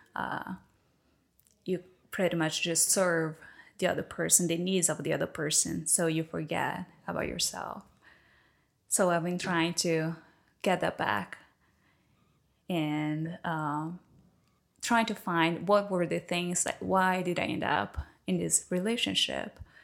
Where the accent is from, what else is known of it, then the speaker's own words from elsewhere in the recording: Recife, Pernambuco, Brazil; English is a second language; moved away as an adult; now in United States; I'm from Recife